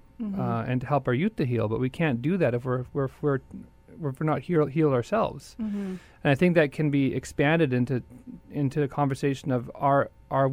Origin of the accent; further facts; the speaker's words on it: Winnipeg, Manitoba, Canada; I've lived most of my life in Winnipeg since I was about 3 years old